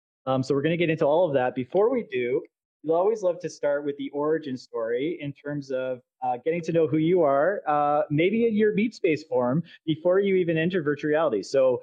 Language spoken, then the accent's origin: English; Canada; So my corporeal meat space form is also from Canada.